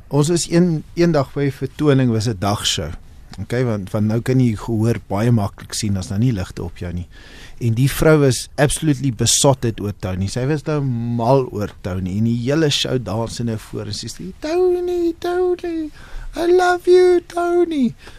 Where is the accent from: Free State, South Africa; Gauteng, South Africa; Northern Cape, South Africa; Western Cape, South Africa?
Western Cape, South Africa; Cape Town; moved away as an adult; now in Johannesburg, South Africa; Ons het in Kaapstad groot geword.